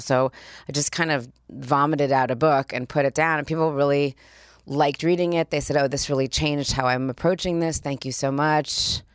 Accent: Los Angeles, California, United States; also born or lived in Spain / Australia / Switzerland; I grew up here. I went to Beverly Hills High School. I grew up right here

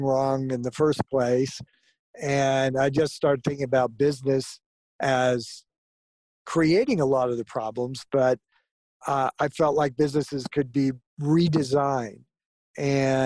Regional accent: Southern California, United States; also born or lived in Florida; when I was quite young, 6 or 7 years old, we moved to Southern California. And growing up in Southern California around the orange groves

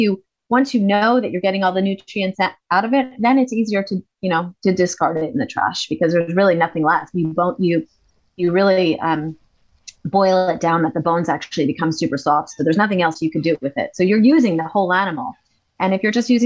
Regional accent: United States; moved away; I'm American

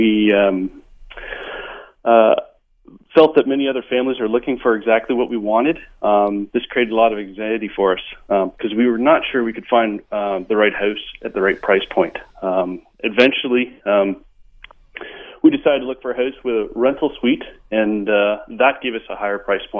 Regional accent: Ontario, Canada; now in Vancouver, Canada; We came from Ontario. Housing in Ontario is considerably less than it is in Vancouver. So when we got here, we had different expectations.

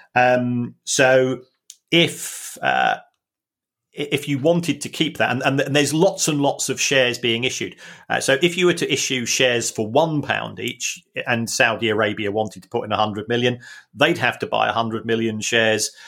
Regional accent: London, United Kingdom; we are both from South London, working class families

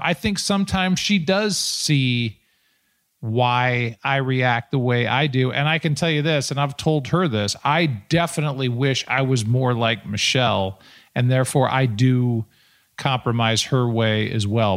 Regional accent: St. Louis, Missouri, United States; my hometown

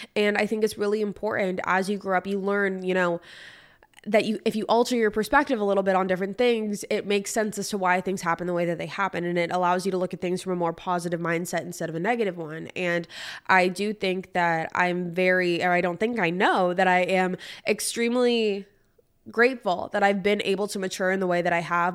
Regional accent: California, United States; now in Nashville, United States; I'm from California

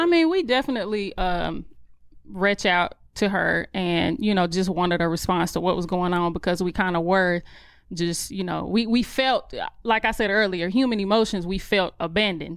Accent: Charlotte, North Carolina, United States; accent: country; I grew up on the outskirts of Charlotte

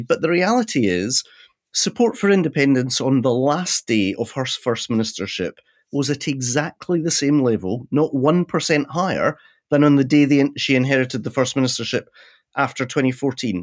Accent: Scotland, United Kingdom; I'm a Scottish Presbyterian

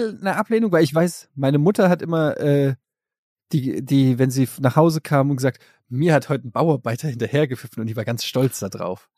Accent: Germany; ich als Deutscher

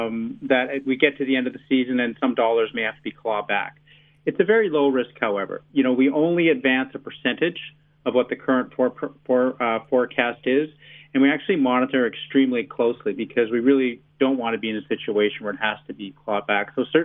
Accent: Canada; moved away as an adult; now in New Zealand; my home country of Canada.

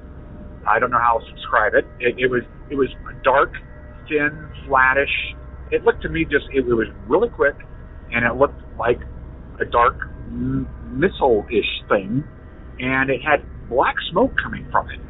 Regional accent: Columbus, Ohio, United States; I am from Columbus, Ohio

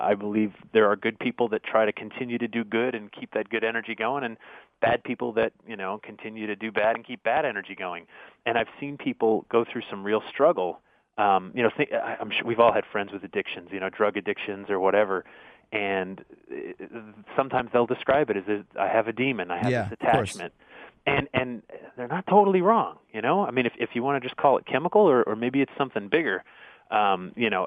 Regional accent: Connecticut, United States; also born or lived in Long Island; I grew up in Connecticut

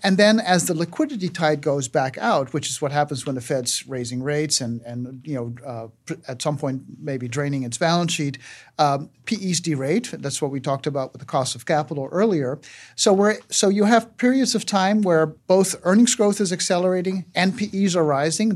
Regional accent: Aruba; moved away; I grew up in Aruba, uh, starved for American pop culture

